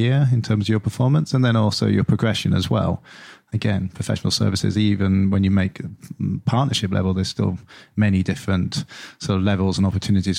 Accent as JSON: {"language": "English", "area": "Lincolnshire", "region": "East Midlands", "country": "United Kingdom", "tie": "born or raised there", "moved": "yes", "said": "I grew up in Lincolnshire."}